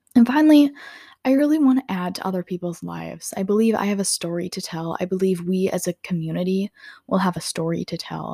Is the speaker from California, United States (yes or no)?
no; Minnesota, United States; I'm from Minnesota, and I live about thirty to forty minutes outside of Minneapolis.